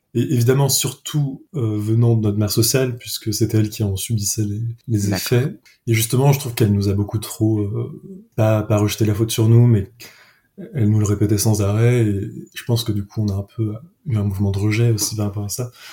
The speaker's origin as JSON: {"language": "French", "town": "Paris", "region": "Île-de-France", "country": "France", "tie": "born or raised there", "moved": "as an adult", "lives_now": "Lyon, France", "said": "j'ai grandi à Paris"}